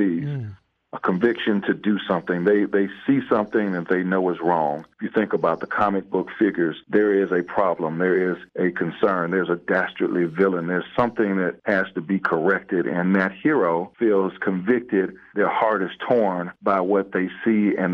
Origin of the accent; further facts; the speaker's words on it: South DeKalb, Georgia, United States; I grew up in South DeKalb